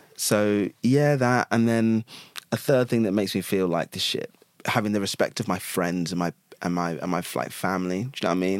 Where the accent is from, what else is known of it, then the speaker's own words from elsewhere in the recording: Chelmsford, East of England, United Kingdom; I was born in Chelmsford, which is a like I mean, it's now a city